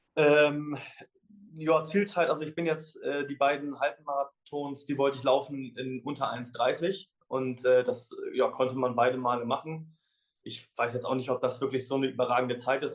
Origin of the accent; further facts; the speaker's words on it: Germany; als Deutscher